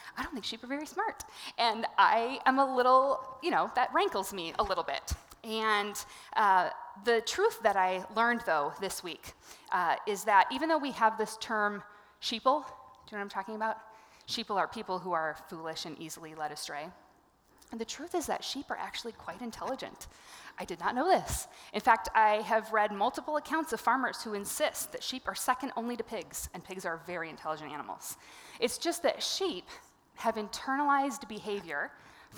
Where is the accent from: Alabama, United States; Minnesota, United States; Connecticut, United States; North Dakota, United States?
Minnesota, United States; Bloomington; I am a suburban girl. I grew up in Bloomington